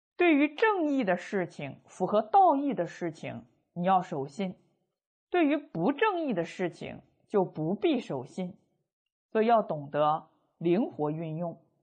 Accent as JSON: {"language": "Chinese", "country": "China", "said": "我们中国人"}